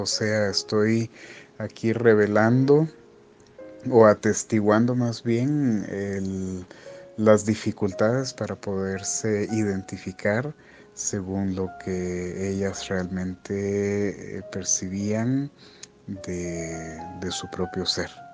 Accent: Quetzaltenango, Guatemala; now in Guatemala City, Guatemala; yo también soy de pueblo, soy de Quetzaltenango

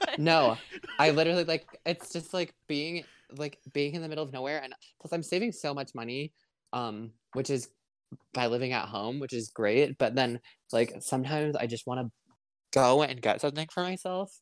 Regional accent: Bancroft, Michigan, United States; I'm from Bancroft, so well, I think we both have about 550 people as of the last count

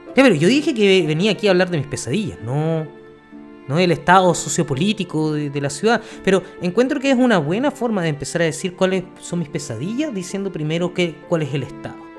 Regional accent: Chile; aquí somos chilenos y tenemos que tener nombre chileno

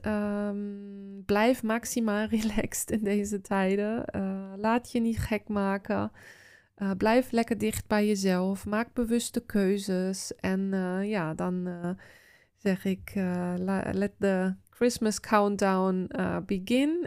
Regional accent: Osterode am Harz, Lower Saxony, Germany; Dutch is a second language; now in Netherlands; in het dorp of de stad waar ik vandaan kom, Oosterode

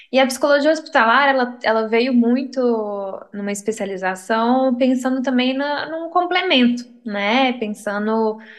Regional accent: Teófilo Otoni, Minas Gerais, Brazil; moved away as an adult; now in Belo Horizonte, Brazil; sou de Teoflotone, né? Interior de Minas, lugarzinho quente, não é todo mundo que conhece, mas Lá ah, tem um queijo bom, como todo, como todo bom interior. Uh, mudei para cá para BH é, em 2016, vim para estudar

